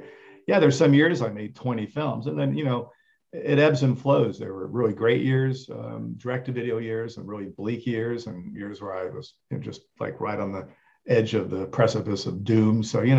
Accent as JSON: {"language": "English", "town": "Rome", "region": "Lazio", "country": "Italy", "tie": "born or raised there", "said": "I was lucky in that first I grew up in Italy. So my dad was there making films. We lived in Rome, but, we traveled to former Yugoslavia, to Spain."}